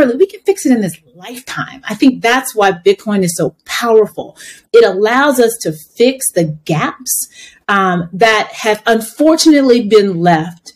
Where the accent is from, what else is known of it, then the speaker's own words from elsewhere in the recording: United States; I'm Black American.